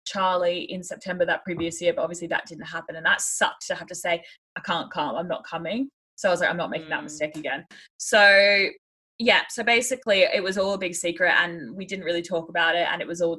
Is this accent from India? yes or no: no; Australia; moved away as an adult; now in United Kingdom; being an Australian